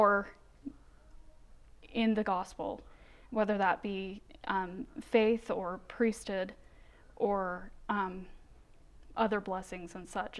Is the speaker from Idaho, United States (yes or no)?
yes; Rexburg, Idaho, United States; I grew up here in Rexburg